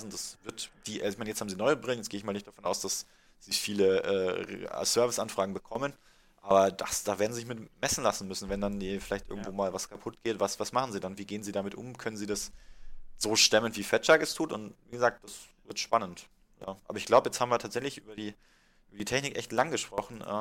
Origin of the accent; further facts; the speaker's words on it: Munich, Bavaria, Germany; Und was natürlich für uns als Münchner ganz, ganz spannend wird